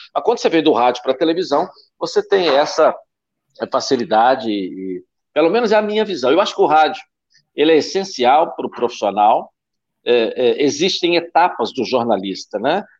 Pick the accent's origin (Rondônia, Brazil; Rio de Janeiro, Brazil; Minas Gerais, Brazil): Rio de Janeiro, Brazil; Volta Redonda; eu sou de Volta Redonda, né? Minha terra natal.